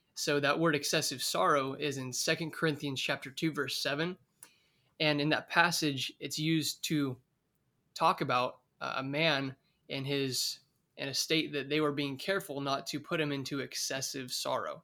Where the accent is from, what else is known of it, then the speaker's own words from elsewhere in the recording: Oakdale, California, United States; moved away as an adult; now in Bakersfield, United States; I'm originally from Oakdale, California, and recently, about two years ago, I moved to Bakersfield, California